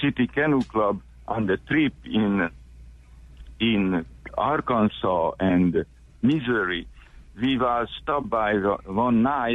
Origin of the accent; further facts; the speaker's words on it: Hungary; English is a second language; now in Memphis, United States; I came from Hungary